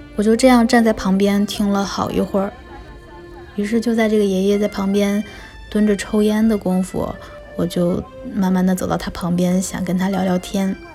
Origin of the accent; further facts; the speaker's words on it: Northeast China, China; 我小时候生活在东北